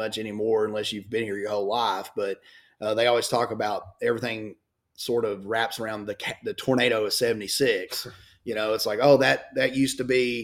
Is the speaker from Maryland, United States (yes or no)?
no; Cabot, Arkansas, United States; in Cabot, my hometown. 46 years old, been here my whole life